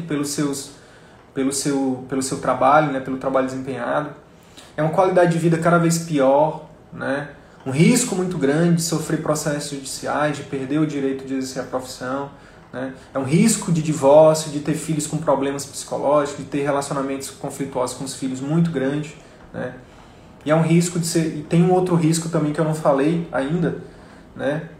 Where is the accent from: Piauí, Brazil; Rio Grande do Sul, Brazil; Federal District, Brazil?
Piauí, Brazil; interior of; moved away; lá do interior do Piauí, que é a minha terra natal